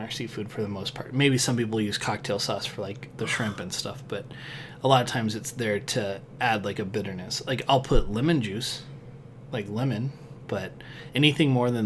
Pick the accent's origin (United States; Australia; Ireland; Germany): United States; West Coast; moved away; I grew up on the West Coast where we didn't really eat a lot of steak